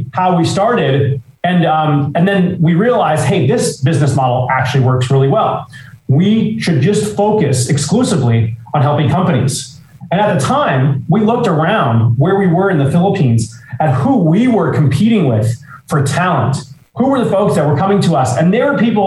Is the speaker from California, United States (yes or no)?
yes; Los Angeles, California, United States; we grew up in Los Angeles together